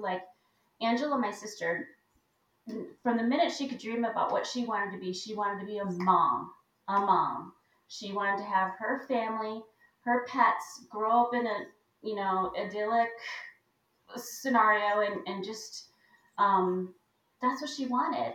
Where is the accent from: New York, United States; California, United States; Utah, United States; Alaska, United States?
New York, United States; Buffalo; moved away; also born or lived in Hawaii; I grew up in Buffalo